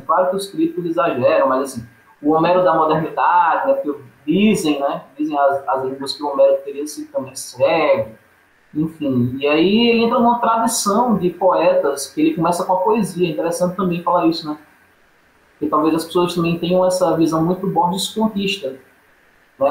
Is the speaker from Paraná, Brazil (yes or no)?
no; Paraíba, Brazil; moved away; also born or lived in Sergipe; não nasci originalmente em Sergipe. Eu sou paraibano e vim da Paraíba para Sergipe. Aí em Sergipe eu fiz meu ensino médio, faculdade, universidade